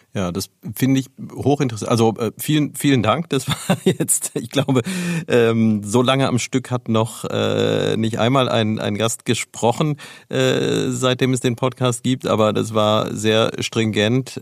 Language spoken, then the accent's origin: German; Neuwied, Rhineland-Palatinate, Germany; ich bin ja selbst in Neuwied aufgewachsen